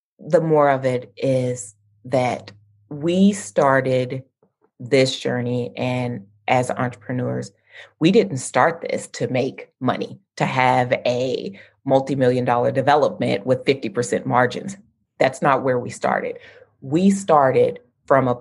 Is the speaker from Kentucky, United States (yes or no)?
yes; Lexington, Kentucky, United States; I grew up in Lexington in central Kentucky